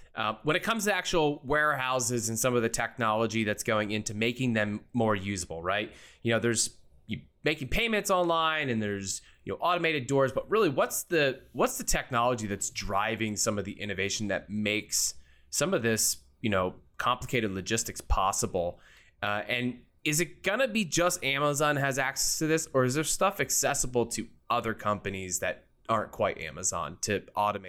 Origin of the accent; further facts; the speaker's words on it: outside of Philadelphia, Pennsylvania, United States; moved away; I was born and raised outside of Philly. So I'm an East Coast native